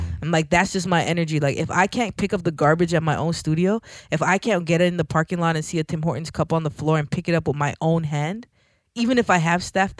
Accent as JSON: {"language": "English", "country": "Jamaica", "said": "Like, wait, I'm Jamaican, right?"}